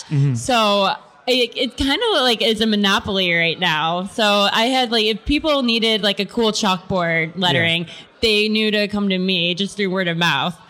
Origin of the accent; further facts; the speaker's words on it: Mentor, Ohio, United States; also born or lived in Dayton, Ohio; I grew up in Mentor, Ohio, which is a suburb of Cleveland, Ohio.